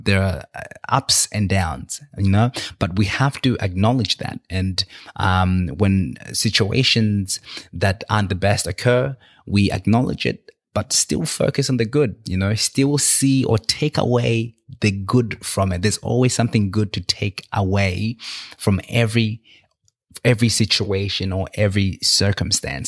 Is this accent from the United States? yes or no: no; Australia; also born or lived in Victoria, Australia; where I'm from and how I got to Australia